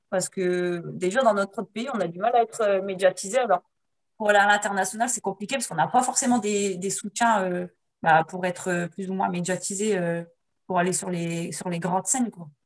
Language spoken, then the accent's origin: French; France; je suis française